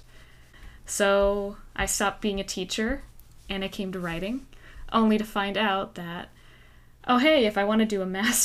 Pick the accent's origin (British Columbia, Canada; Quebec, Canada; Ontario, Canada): British Columbia, Canada; Victoria; moved away; I initially tried the teacher's program at UVic back in my hometown